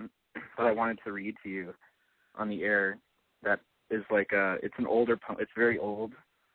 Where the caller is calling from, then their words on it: Long Beach, California, United States; I'm 23 years old. I'm calling from Long Beach, California.